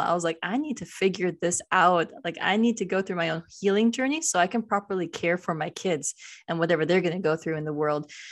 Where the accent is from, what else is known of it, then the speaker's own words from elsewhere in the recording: United States; I'm Indian American